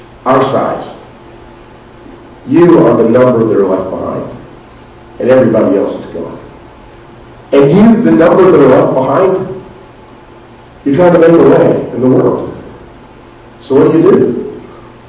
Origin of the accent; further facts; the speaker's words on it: South Florida, United States; I grew up in the South, not in Alabama South, but in South Florida